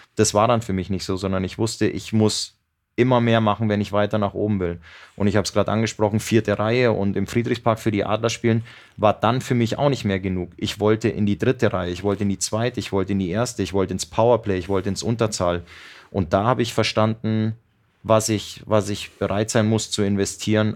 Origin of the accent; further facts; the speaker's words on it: Cologne, North Rhine-Westphalia, Germany; moved away as an adult; now in Mannheim, Germany; Ich bin ja damals aus Köln gekommen und ähm, hatte äh, Zeit meiner Jugend in Köln verbracht